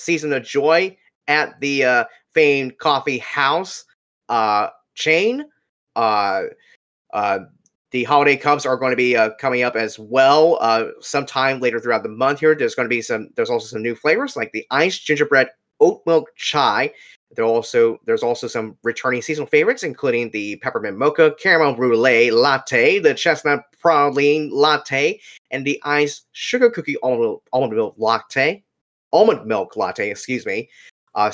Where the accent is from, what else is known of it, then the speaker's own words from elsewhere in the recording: Orlando, Florida, United States; my hometown here